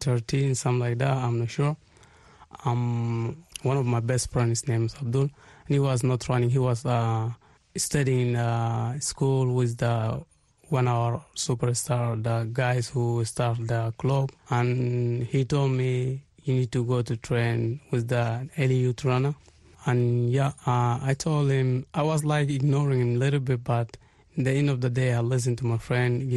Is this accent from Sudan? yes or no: yes; Darfur, Sudan; also born or lived in Israel; now in Tel Aviv, Israel; I come from Israel now, but I'm originally from Sudan.